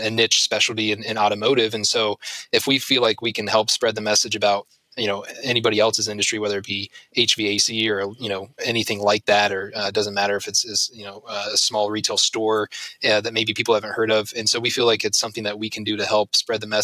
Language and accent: English; Ashland, Ohio, United States; I grew up in Ashland, went to school in Ashland and everything else.